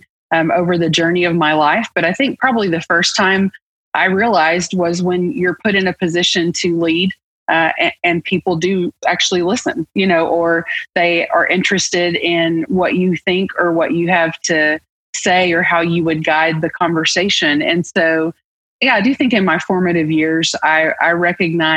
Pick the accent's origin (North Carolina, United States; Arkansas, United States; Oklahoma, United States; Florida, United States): Oklahoma, United States; Arkoma; I grew up in Eastern Oklahoma, a small town, a rural town called Arkoma